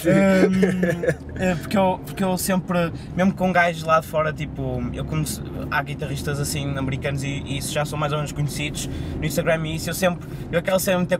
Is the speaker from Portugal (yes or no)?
yes; Porto, Norte, Portugal; eu sou do Porto